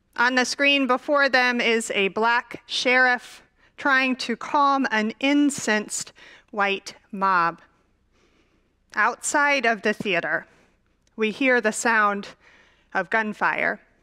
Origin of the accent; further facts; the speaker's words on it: Dallas, Texas, United States; I grew up in Dallas, Texas.